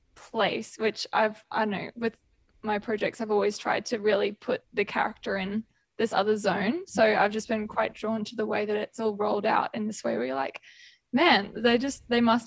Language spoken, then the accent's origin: English; Queensland, Australia; I'm a Queenslander too.